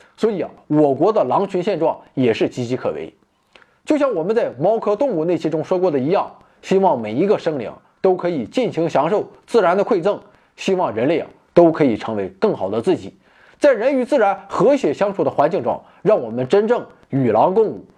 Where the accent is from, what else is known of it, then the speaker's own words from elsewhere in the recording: China; 我们中国人